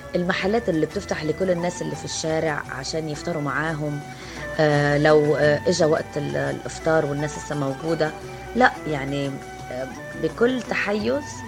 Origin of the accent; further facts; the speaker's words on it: Lebanon; also born or lived in Beirut; now in Egypt; أنا لبنانية